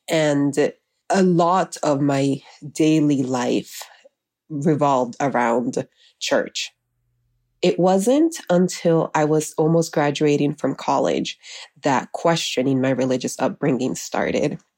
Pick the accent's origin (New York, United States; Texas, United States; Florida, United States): Florida, United States; Miami; also born or lived in Honduras; I am from Honduras. I was raised in Miami, and growing up, I called my parents Mama and Papa.